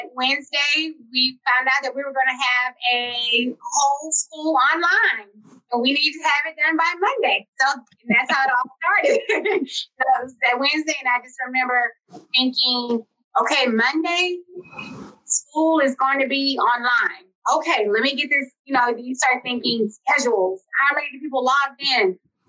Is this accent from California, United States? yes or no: no; Houston, Texas, United States; I'm a product of HISD. So I'm a graduate of JACKES